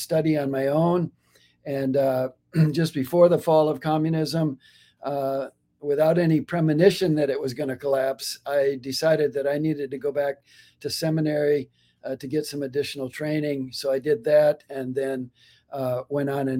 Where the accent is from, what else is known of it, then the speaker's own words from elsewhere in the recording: Minnesota, United States; moved away as an adult; I grew up in Minnesota and went to the University of Minnesota